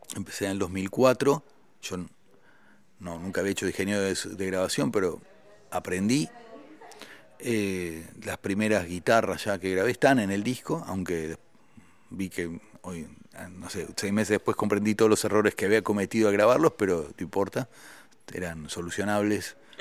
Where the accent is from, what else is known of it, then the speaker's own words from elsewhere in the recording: Argentina; moved away as an adult; also born or lived in France; siendo un solista argentino